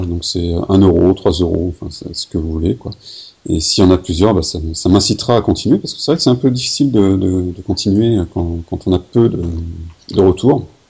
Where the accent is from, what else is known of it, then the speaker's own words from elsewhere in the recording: Corsica, France; moi je suis corse